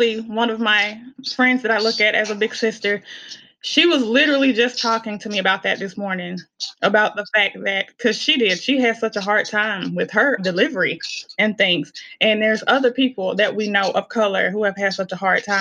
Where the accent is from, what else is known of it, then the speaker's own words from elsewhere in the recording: Helena-West Helena, Arkansas, United States; accent: country; I am originally from Helena, West Helena, Arkansas, right off the mighty Mississippi.